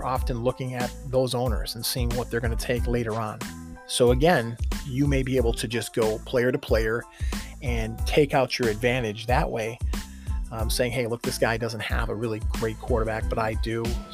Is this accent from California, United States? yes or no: no; Buffalo, New York, United States; we're from Buffalo